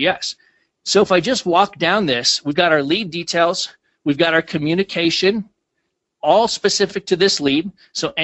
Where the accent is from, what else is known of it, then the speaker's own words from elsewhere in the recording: Minnesota, United States; I grew up in Minnesota